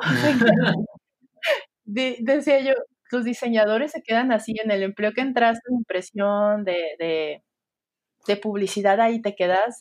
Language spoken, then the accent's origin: Spanish; Sinaloa, Mexico; also born or lived in Nayarit; now in Guadalajara, Mexico; soy mexicana. Eh, como ya lo mencionaste, tengo un background de diseño gráfico. Crecí en Sinaloa